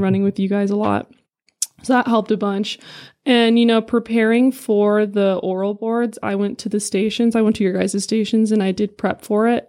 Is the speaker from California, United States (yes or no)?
yes; San Diego, California, United States; moved away as an adult; now in Prescott, United States; I'm originally from California, San Diego. I was born and raised there my whole life.